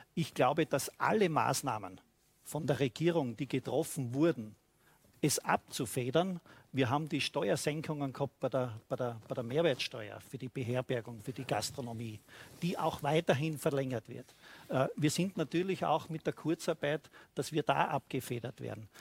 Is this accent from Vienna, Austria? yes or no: no; Styria, Austria; bei uns in der Steiermark